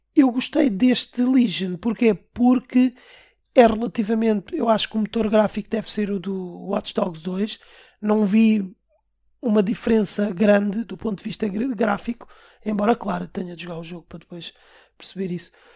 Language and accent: Portuguese; Portugal; Nós somos portugueses